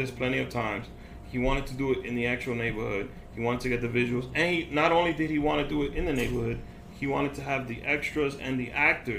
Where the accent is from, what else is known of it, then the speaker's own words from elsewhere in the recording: New York City, New York, United States; I'm from Washington Heights.